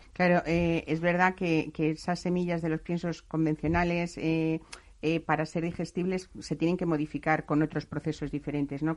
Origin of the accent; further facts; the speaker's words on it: Spain; así somos los españoles